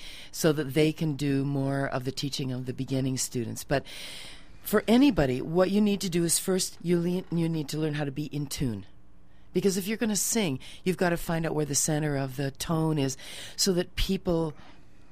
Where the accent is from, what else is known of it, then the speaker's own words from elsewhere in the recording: South Dakota, United States; moved away as an adult; also born or lived in New York City; I was born in South Dakota